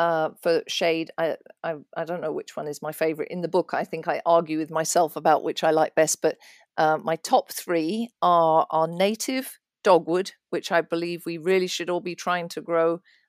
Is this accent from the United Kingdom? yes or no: yes; England, United Kingdom; There are always, because I come from England, there's always I have various English gardening magazines